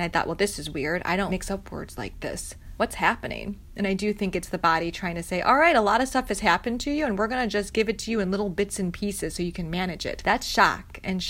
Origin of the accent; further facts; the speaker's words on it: United States; And I'm American, so I'm sorry.